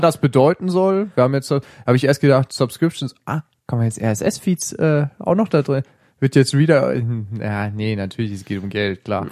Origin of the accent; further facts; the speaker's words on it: Hesse, Germany; ich bin in Hessen aufgewachsen